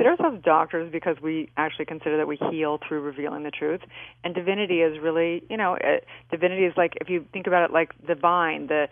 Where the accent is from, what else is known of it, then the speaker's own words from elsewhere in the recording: California, United States; I grew up in California